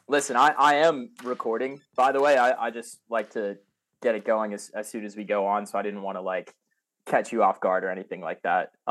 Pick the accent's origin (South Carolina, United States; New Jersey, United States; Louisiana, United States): South Carolina, United States; Columbia; also born or lived in Massachusetts; I'm I'm from Massachusetts area originally. I now um, yeah, I grew up in Columbia, South Carolina